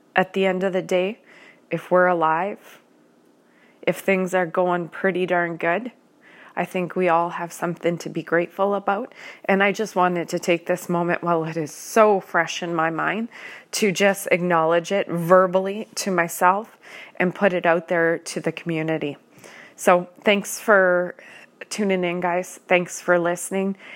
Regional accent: Canada; I am a Canadian citizen

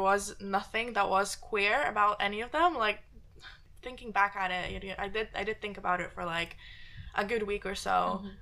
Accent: Poland; moved away; I grew up in Poland, right? Grew up in Poland, Catholic household

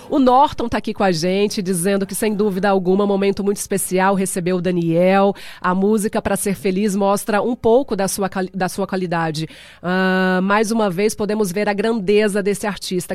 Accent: Cuiabá, Mato Grosso, Brazil; now in United States; Cuiabá, Mato Grosso, terra quente, a minha terrinha, Cuiabá.

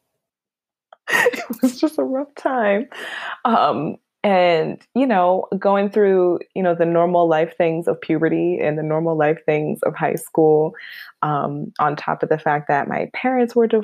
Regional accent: Buffalo, New York, United States; now in Albany, United States; I am born and raised in Buffalo, New York. Go Bills. I always got to represent my hometown. But I hail now from the Capital Region in New York, in Albany

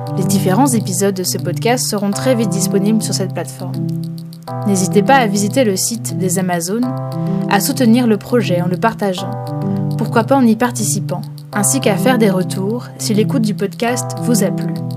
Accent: Rennes, Brittany, France; je suis rennaise

